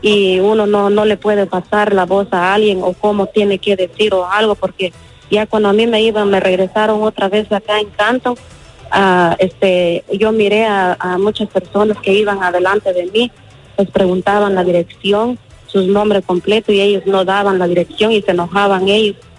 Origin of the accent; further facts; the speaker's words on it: Guatemala; moved away; yo soy de Guatemala